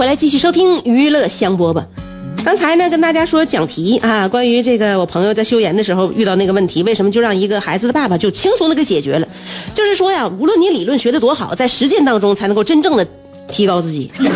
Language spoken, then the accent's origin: Chinese; the North, northern China, China; 我们北方呢，就能下雪了